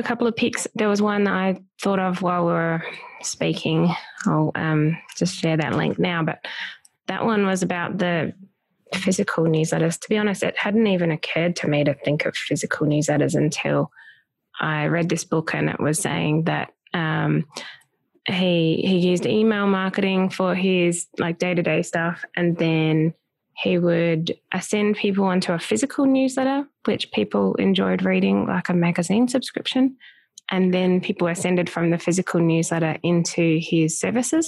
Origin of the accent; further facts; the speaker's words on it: Australia; I'm from Australia. Yep. We speak British English over here.